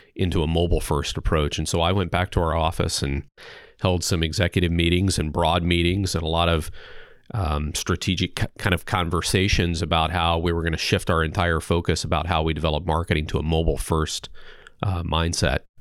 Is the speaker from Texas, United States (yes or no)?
no; eastern Missouri, United States; now in Des Moines, United States; originally from a small farm town in eastern Missouri